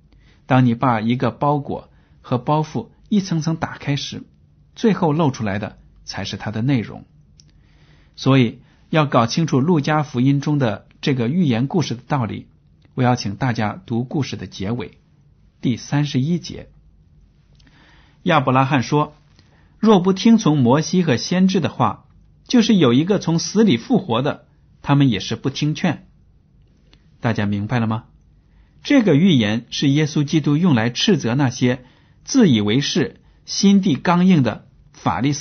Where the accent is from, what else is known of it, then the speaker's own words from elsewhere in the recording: China; 我们很多中国人也抱有这样的思想